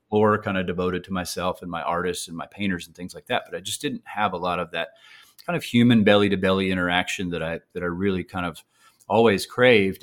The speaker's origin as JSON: {"language": "English", "town": "Troy", "region": "Alabama", "country": "United States", "tie": "born or raised there", "also_born_or_lived": "New York", "moved": "as an adult", "said": "this very small local university called Troy University in my hometown"}